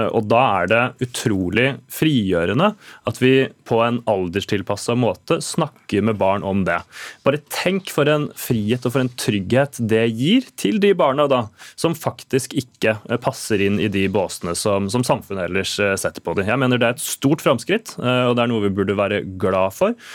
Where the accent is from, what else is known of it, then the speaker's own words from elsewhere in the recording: Sarpsborg, Østfold, Norway; min hjemby Sarpsborg